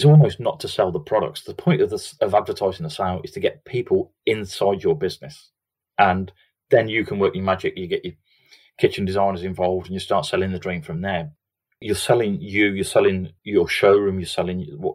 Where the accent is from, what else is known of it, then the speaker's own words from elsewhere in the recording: Redditch, West Midlands, United Kingdom; I grew up in Redditch in the Midlands